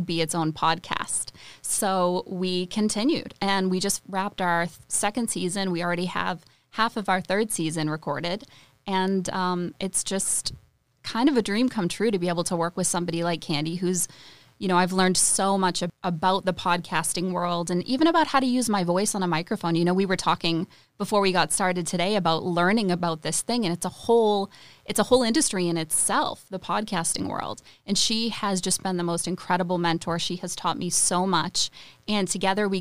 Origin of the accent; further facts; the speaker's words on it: Chelmsford, Massachusetts, United States; now in Nashville, United States; I grew up in Chelmsford, Massachusetts